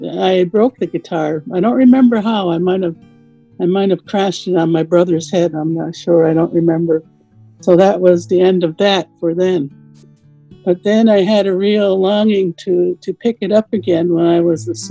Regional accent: Onondaga Reservation, south of Syracuse, New York, United States; When I was growing up on the Onondaga Reservation in south of Syracuse, New York, I attended school on the reservation there

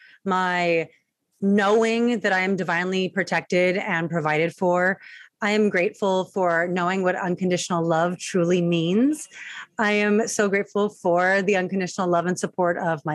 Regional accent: Long Beach, California, United States; I'm from Long Beach, California

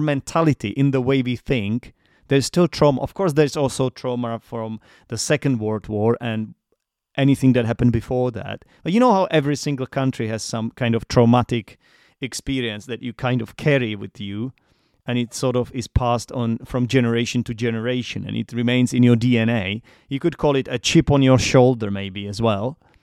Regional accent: Czechia; English is a second language; I'm from the Czech Republic

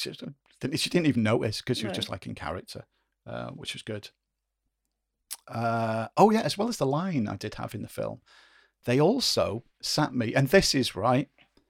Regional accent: United Kingdom; because we're, you know, we're British, we don't have Thanksgiving Day over here.

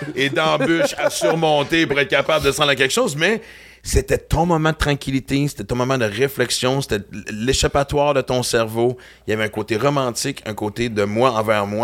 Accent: Western Canada, Canada; now in Quebec, Canada; j'ai grandi à l'Ouest canadien

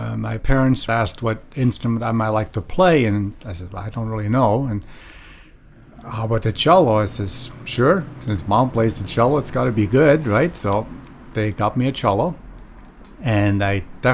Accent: Lengnau, Bern, Switzerland; now in San Francisco, United States; Born in Bern, the capital city of Switzerland, but grew up in a small town, a watchmaking town about maybe 20 miles north of Bern, a town of about 4,500 people. The town's name is called Lengnau

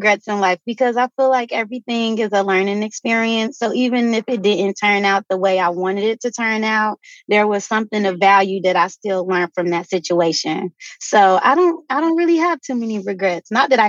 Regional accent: Midwest, United States; since I grew up in the Midwest, it would get cold, the ponds would freeze.

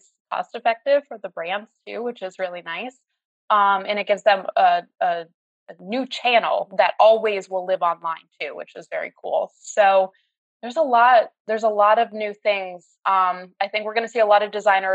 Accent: Colchester, Vermont, United States; moved away as an adult; also born or lived in Albany, New York / Indianapolis / Louisville, Kentucky / Bronx, New York; now in Gainesville, United States; I grew up in Colchester, Vermont, just outside of Burlington. I lived in the same house until I went away to college.

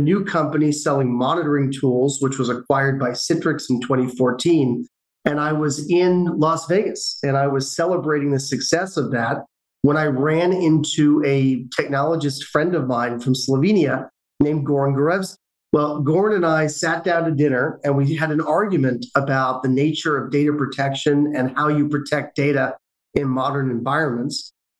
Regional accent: London, United Kingdom; born there; moved away; I was born in London, England. My family moved over here due to my father's position at Wang Labs, if you remember Wang back in the day.

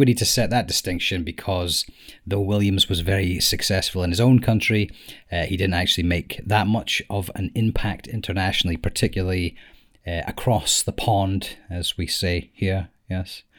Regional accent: Scotland, United Kingdom; we are from Scotland

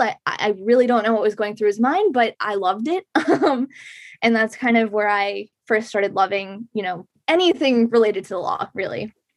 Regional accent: Shrewsbury, Massachusetts, United States; I grew up in Shrewsbury, Massachusetts

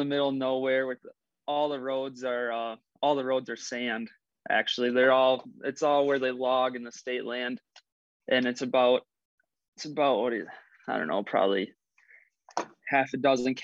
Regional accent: Barron, Wisconsin, United States; my hometown, which is Barron

